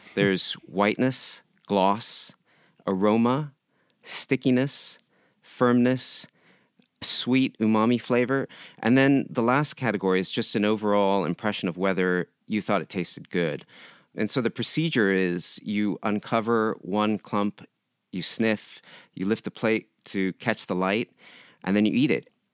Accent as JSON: {"language": "English", "town": "San Diego", "region": "California", "country": "United States", "tie": "born or raised there", "moved": "as an adult", "lives_now": "Japan", "said": "I grew up in San Diego. My mother is from Japan"}